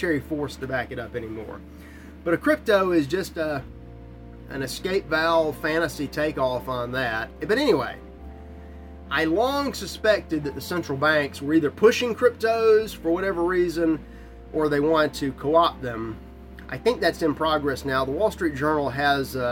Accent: United States; as an American

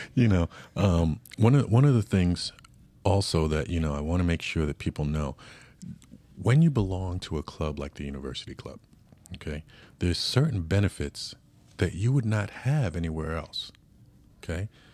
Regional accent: New York, United States; now in San Diego, United States; from New York like myself

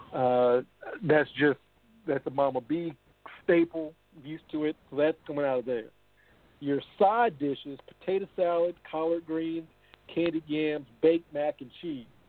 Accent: the South, United States; I'm from the South

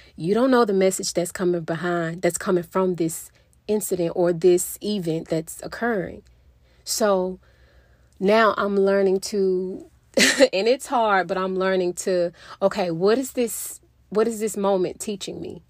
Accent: Mississippi, United States; moved away as an adult; now in Texas, United States; I was born and raised in Mississippi. I lived in Mississippi basically my whole life.

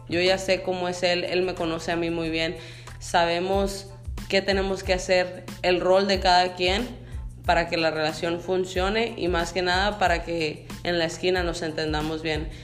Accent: Sonora, Mexico; now in United States; yo soy nacida en México, vivo en Estados Unidos

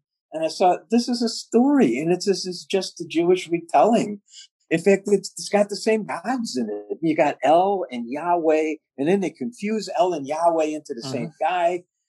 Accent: England, United Kingdom; The odd thing is, I'm English as far as you can go. I'm English.

